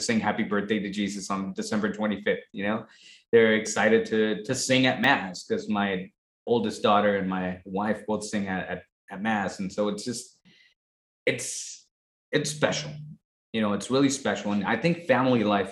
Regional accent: Tijuana, Baja California, Mexico; moved away; as I was raised, not in this country, you know, I was raised in Tijuana, Mexico

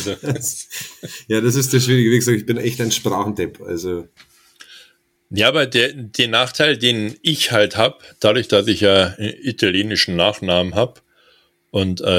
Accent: Bavaria, Germany; accent: Standard German; Äh, und dann bist du als Hochdeutscher in Bayern mit dem Namen … und stotterst. Weißt du, wie du als Kind in der Schule

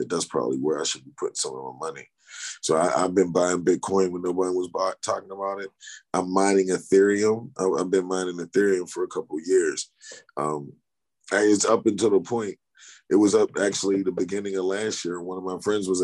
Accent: United States; Because we're American

